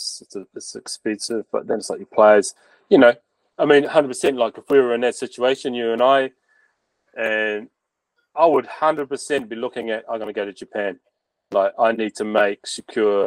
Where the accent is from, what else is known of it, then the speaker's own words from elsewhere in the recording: Bluff, Southland, New Zealand; moved away as an adult; I was from Bluff too